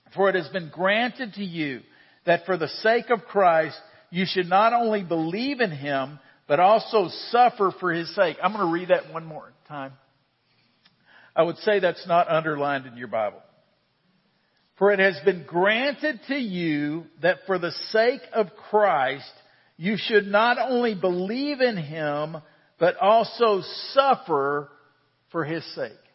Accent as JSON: {"language": "English", "country": "United States", "tie": "born or raised there", "said": "I am an American. I was born in the United States"}